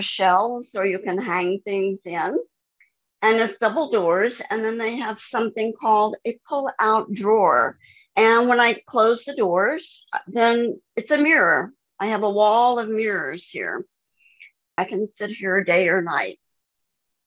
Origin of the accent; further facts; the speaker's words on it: Indianapolis, Indiana, United States; now in Skövde, Sweden; I'm a Hoosier. I was born in Indianapolis, Indiana